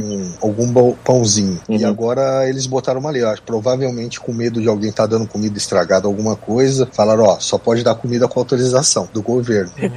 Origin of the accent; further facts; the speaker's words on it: São Paulo, Brazil; moved away; also born or lived in Rio de Janeiro; eu sou de São Paulo, me mudei pro Rio, mas minha família é de Minas